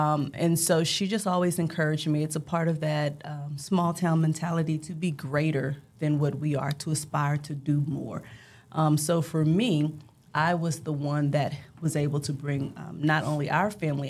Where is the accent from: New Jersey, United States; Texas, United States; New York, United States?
Texas, United States; Brazoria; now in Dallas, United States; And I grew up in the actual city of Brazoria. I attended Sweeney High School. It has one stoplight. We had one elementary, we had one middle school, and we had one high school. I actually lived in what was called the MIMS community.